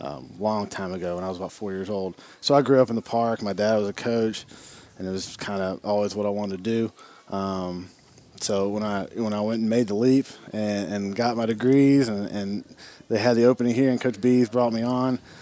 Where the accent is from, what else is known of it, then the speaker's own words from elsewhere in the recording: Hendersonville, Tennessee, United States; I was born and raised in the Hendersonville tradition